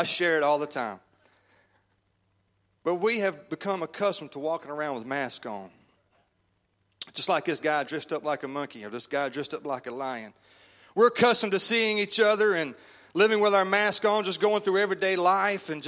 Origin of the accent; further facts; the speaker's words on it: Shreveport, Louisiana, United States; now in Kansas City, United States; I am from Kansas City, Missouri. Actually, I'm from Shreveport, Louisiana